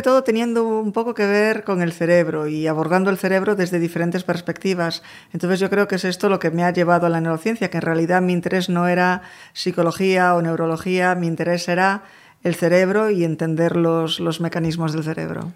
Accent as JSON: {"language": "Spanish", "town": "A Coruña", "region": "Galicia", "country": "Spain", "tie": "born or raised there", "also_born_or_lived": "Madrid", "moved": "as an adult", "lives_now": "New York, United States", "said": "de Coruña, de generaciones además."}